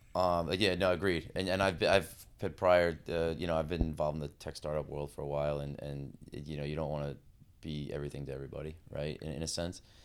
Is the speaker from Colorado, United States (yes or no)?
no; Long Island, New York, United States; moved away as an adult; now in Connecticut, United States; I'm from New York, uh, so I, I grew up on Long Island